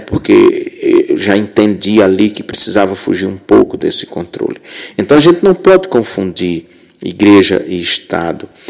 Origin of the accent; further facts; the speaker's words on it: Rio Grande do Norte, Brazil; moved away as an adult; also born or lived in Southeast Brazil; Eu sou de uma cidade muito muito pequena no Rio Grande do Norte, que na época tinha pouco mais de mil habitantes